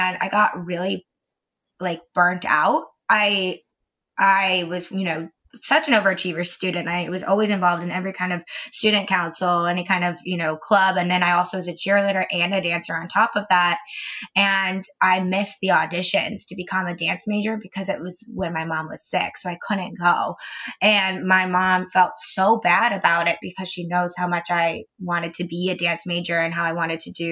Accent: Ormond Beach, Florida, United States; now in Winter Park, United States; I grew up in Ormond Beach, which is only about an hour north.

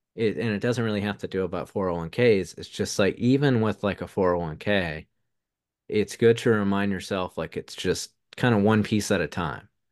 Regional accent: the South, United States; accent: Southern; my Southern accent

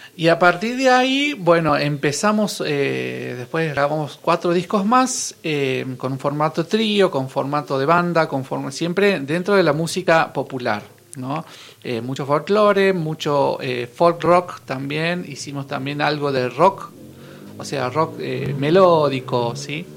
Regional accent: Villa Carlos Paz, Córdoba, Argentina; yo soy de Carlos Paz

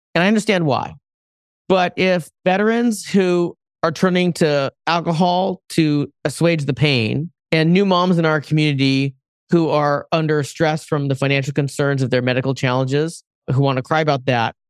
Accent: West Coast, United States; I'm Asian American. I'm originally from the West Coast.

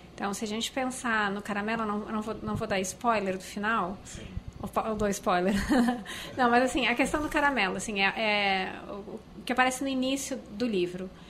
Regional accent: Porto Alegre, Rio Grande do Sul, Brazil; eu nasci em Porto Alegre

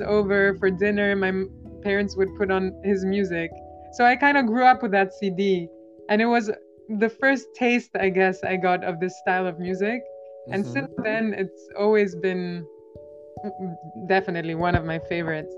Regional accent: Albania; first language Albanian; English is a second language; moved away as an adult; also born or lived in Edinburgh, Scotland; now in College Park, United States; I grew up in Albania

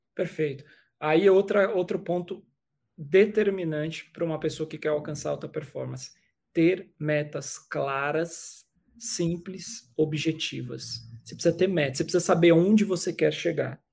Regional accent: São Paulo, Brazil; eu sou nascido e criado na cidade de São Paulo, sou paulistano

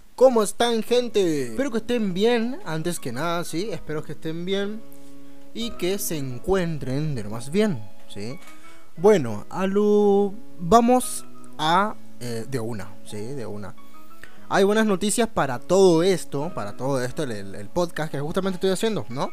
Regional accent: Chaco, Argentina; Soy, soy chaqueño

